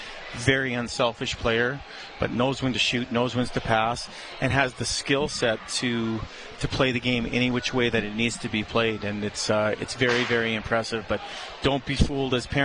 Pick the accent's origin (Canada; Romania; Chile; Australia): Canada; Edmonton, Alberta; I'm born and raised in Edmonton